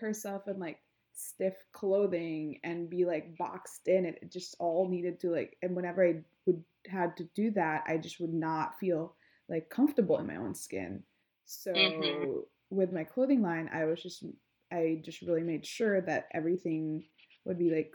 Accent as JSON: {"language": "English", "region": "Mimaropa", "country": "Philippines", "tie": "born or raised there", "moved": "yes", "said": "I grew up in this island called Palawan"}